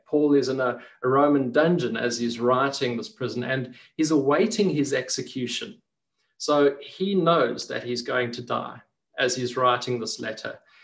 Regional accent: Port Elizabeth, Eastern Cape, South Africa; being a kid growing up in Port Elizabeth, it was just such a, a, lovely place to to grow up

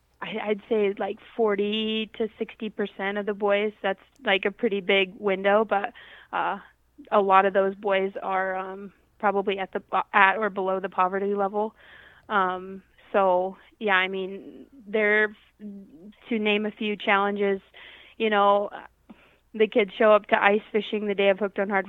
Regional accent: Arkansas, United States; now in Rapid City, United States; And I sure didn't know when I was from Arkansas moving here a lot of the challenges that the people in this area face. So we're located kind of in the center of Rapid City.

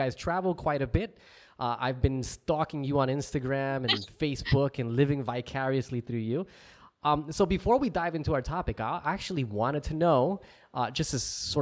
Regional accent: New Jersey, United States; also born or lived in Hawaii; now in Australia; I grew up in New Jersey, lived in Hawaii, and now I live in Australia

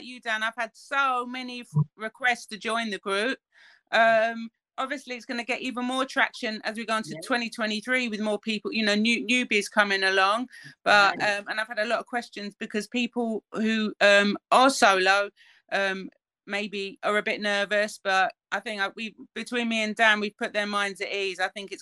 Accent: United Kingdom; as British citizens

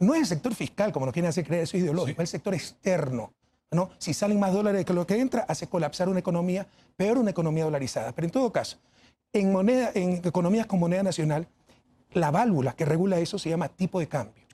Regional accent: Ecuador

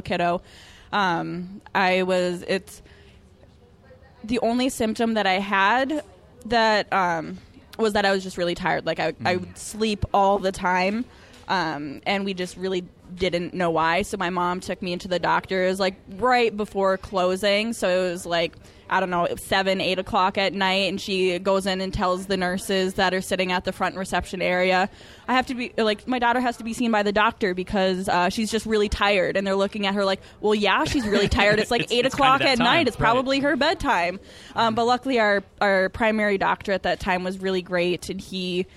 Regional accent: Minnesota, United States; I'm from Minnesota, so we did the Red, White, and Boom on July 4th.

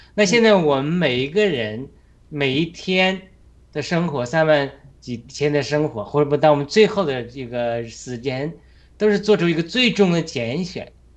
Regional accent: China; 我们中国人

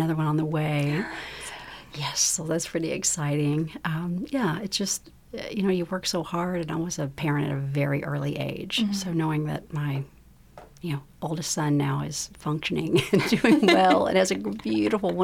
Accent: Frankfort, Kentucky, United States; also born or lived in Berea, Kentucky; I was born actually in Berea, but moved to Frankfort when I was just an infant

